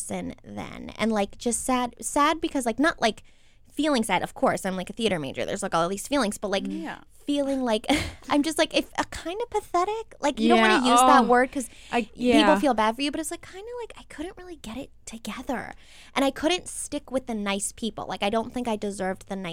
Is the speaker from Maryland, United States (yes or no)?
yes; Maryland, United States; We're all from Maryland